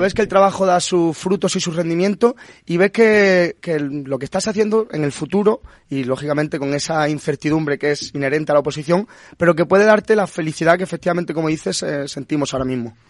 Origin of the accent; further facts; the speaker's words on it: Punta Umbría, Andalusia, Spain; moved away as an adult; also born or lived in Madrid; yo soy de Punta Umbría, de Huelva